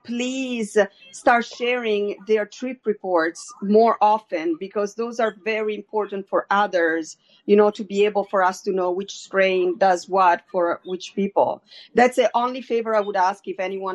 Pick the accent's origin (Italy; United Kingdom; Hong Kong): Italy; outside of Rome, Lazio; moved away; also born or lived in Capri / Walla Walla; I grew up outside of Rome